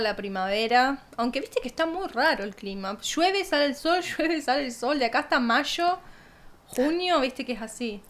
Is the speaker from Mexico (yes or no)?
no; Argentina; moved away; donde yo me crié o hasta no irme de Argentina